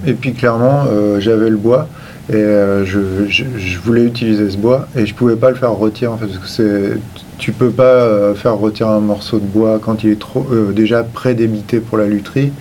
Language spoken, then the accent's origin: French; Limoges, Nouvelle-Aquitaine, France; je viens euh, de Limoges